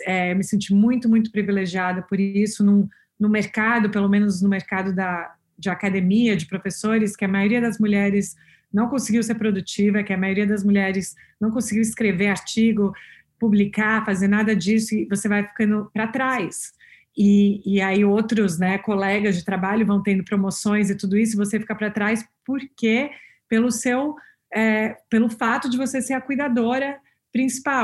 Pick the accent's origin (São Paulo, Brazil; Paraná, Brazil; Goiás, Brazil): São Paulo, Brazil; moved away as an adult; now in Boston, United States; crescendo em São Paulo